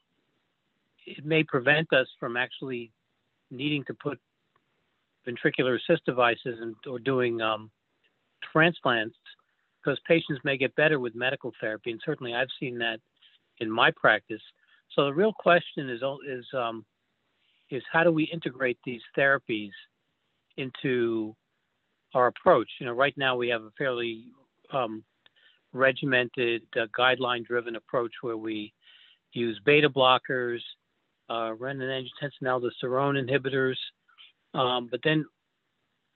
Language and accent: English; New York, United States; moved away as an adult; also born or lived in Philadelphia / St. Louis; I grew up in New York